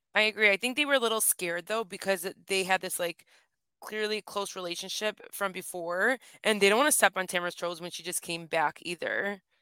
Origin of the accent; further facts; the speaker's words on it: Michigan, United States; accent: Michigan A; it's called the Michigan A, so we do extend our A's